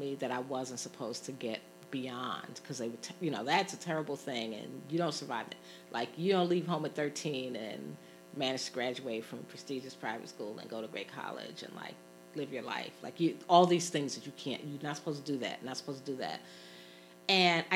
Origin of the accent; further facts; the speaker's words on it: New York City, New York, United States; moved away as an adult; now in Philadelphia, United States; I grew up in Brooklyn, an urban space